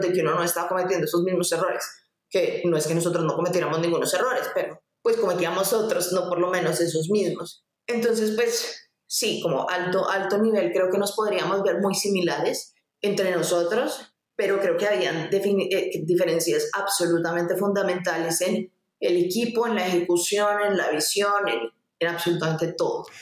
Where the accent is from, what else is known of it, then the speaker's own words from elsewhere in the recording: Colombia; acá en Colombia